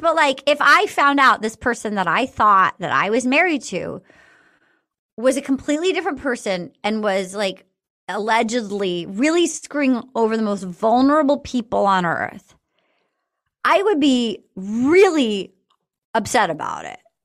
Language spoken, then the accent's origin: English; East Coast, United States; I grew up on the East Coast.